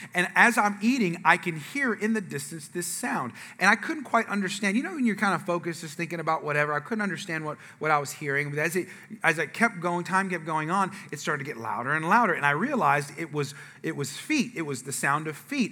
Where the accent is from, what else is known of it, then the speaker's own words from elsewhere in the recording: California, United States; moved away; I'm from the West Coast, I'm from California. Okay, I'm sorry to say, but we invented gangs there. Okay, so there's like, I'm from areas of the California where the, where I was born is the murder capital of the world